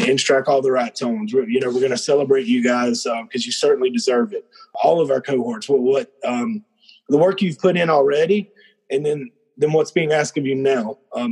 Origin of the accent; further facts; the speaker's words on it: South Georgia, United States; Growing up in South Georgia, everybody always were given nicknames